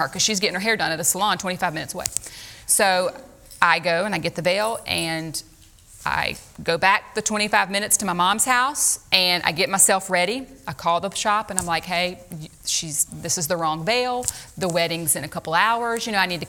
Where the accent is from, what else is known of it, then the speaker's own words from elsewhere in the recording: Louisiana, United States; moved away; we're from Louisiana